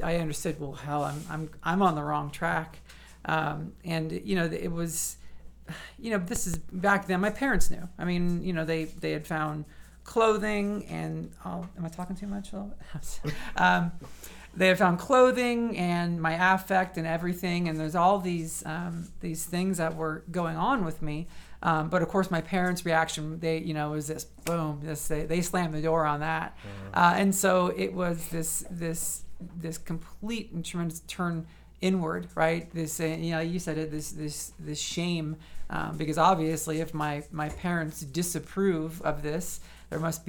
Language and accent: English; San Francisco area, California, United States; moved away as an adult; also born or lived in Manhattan, New York; now in Phoenix, United States; I grew up in the shadow of San Francisco.